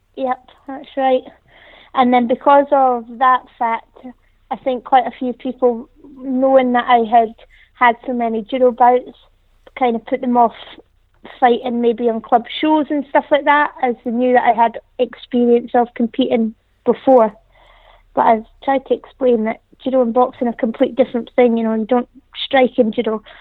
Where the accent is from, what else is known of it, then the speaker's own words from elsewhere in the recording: the Highlands, Scotland, United Kingdom; moved away; I'm originally from the Highlands, so there's not really too much to do.